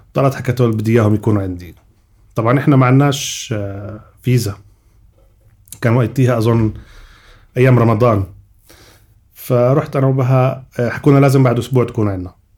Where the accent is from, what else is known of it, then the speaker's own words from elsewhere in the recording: Jordan; moved away as an adult; also born or lived in United States; عندنا بالاردن